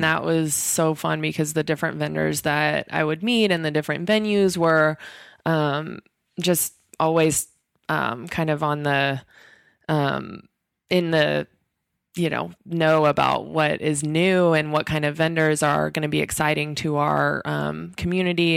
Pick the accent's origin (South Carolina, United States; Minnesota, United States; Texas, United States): Texas, United States; I'm from Texas